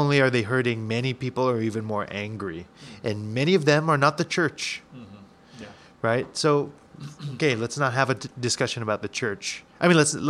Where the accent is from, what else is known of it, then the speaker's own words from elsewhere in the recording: United States; I'm an American, full blood. I'm not full blooded, but I've lived here all my life